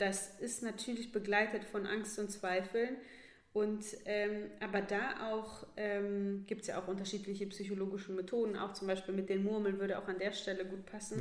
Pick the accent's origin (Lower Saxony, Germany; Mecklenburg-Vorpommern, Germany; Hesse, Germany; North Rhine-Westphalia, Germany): Hesse, Germany; Northern; moved away; als junge Athletin äh, noch in meiner Heimatstadt in Nordhessen